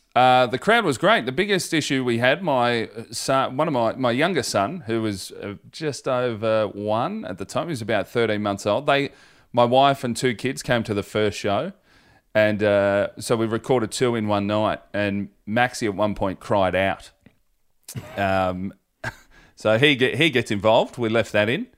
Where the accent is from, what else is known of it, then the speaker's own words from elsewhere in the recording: Hoppers Crossing, Victoria, Australia; I'm from Hoppers Crossing